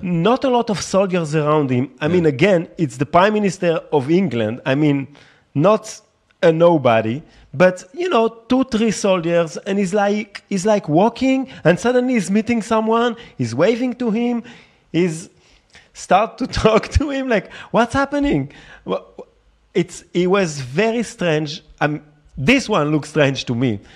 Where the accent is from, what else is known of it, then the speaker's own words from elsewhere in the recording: France; now in Tel Aviv, Israel; I grew up in France